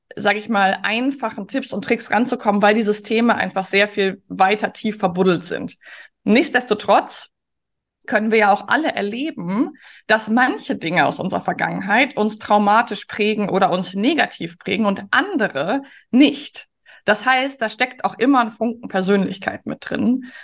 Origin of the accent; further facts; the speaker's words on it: Germany; als Menschen in Mitteleuropa, als Deutsche